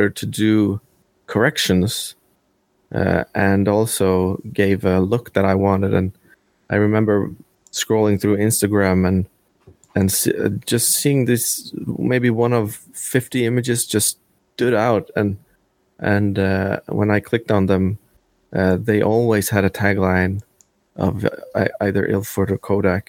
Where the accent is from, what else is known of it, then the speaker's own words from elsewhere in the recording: Norway; I'm actually from Norway